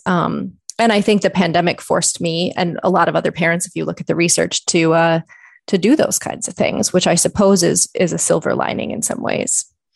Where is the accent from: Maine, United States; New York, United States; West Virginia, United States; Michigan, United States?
Michigan, United States; moved away as an adult; also born or lived in Ontario, Canada; now in Canada; I'm actually originally from Michigan, so I did my undergraduate work there